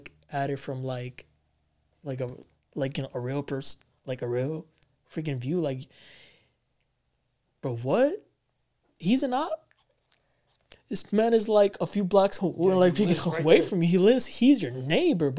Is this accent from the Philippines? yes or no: no; New York City, New York, United States; I'm from Bronx